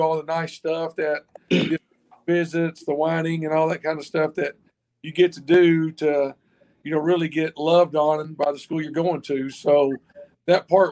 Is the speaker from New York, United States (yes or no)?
no; Knoxville, Tennessee, United States; I'm from Knoxville